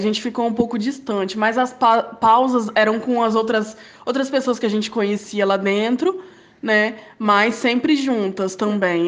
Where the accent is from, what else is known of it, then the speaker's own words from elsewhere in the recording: Aracruz, Espírito Santo, Brazil; moved away as an adult; also born or lived in Vitória; now in Vila Velha, Brazil; voltar para minha cidade natal, para casa da minha mãe, lá em Aracruz